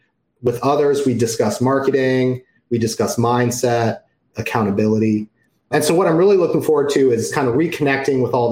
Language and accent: English; Maryland, United States; now in Atlanta, United States; I am currently in Atlanta, Georgia. I grew up in Maryland